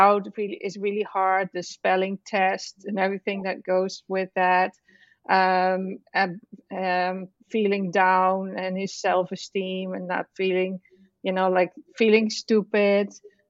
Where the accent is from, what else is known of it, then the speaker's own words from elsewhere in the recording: Netherlands; moved away as an adult; now in United States; Well, I am originally from the Netherlands, which is a country in Europe. Have you heard about that?